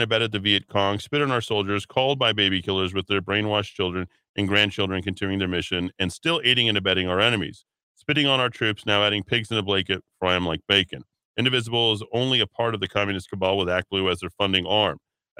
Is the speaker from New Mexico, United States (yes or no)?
yes; Socorro, New Mexico, United States; I'm from Socorro, so I looked them up years ago